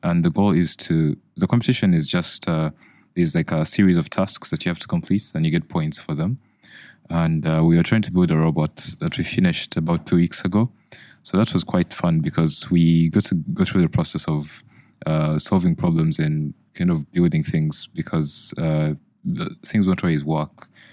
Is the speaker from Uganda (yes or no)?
yes; Uganda; now in United Kingdom; I'm from Uganda